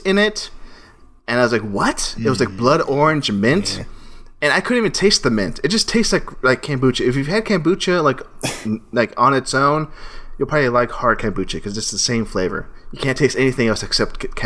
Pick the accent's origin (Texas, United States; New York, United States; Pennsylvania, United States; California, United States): Texas, United States; Austin; I'm from Austin, Texas